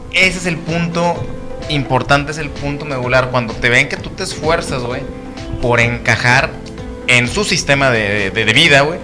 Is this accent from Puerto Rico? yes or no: no; Mexico; moved away; also born or lived in United States; aquí en México